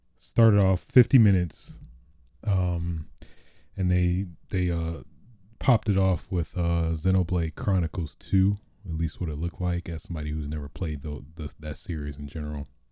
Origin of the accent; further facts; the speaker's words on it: Michigan, United States; I'm from Michigan, so, I mean, I'm used to that cold life